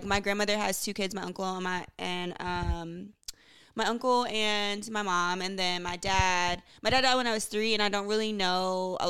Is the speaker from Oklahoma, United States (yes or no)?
no; Texas, United States; I grew up in Texas.